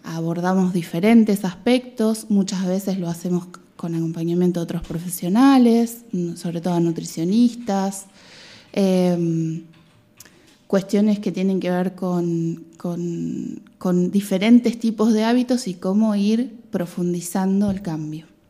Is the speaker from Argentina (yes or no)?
yes; Mar del Plata, Buenos Aires Province, Argentina; moved away as an adult; also born or lived in Patagonia; now in Spain; viví toda mi vida en Mar del Plata